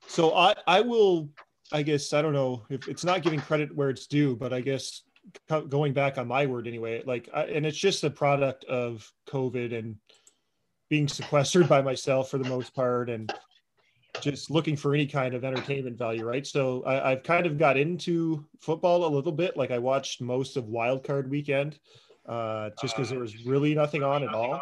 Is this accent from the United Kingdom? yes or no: no; Canada; we are Canadian